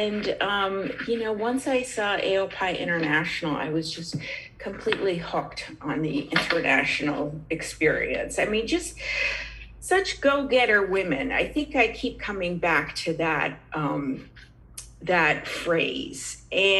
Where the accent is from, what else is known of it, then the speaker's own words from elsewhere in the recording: New England, United States; I grew up in New England, where fraternities and sororities are not a very big deal